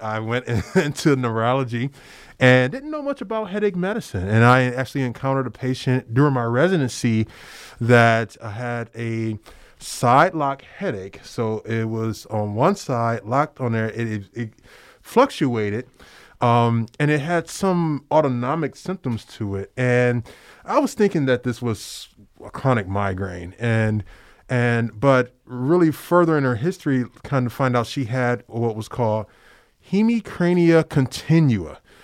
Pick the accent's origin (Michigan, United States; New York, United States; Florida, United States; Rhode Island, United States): Michigan, United States; Detroit; I'm originally from Detroit.